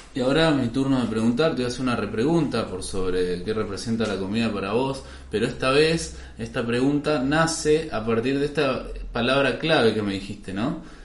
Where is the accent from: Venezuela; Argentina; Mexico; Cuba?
Argentina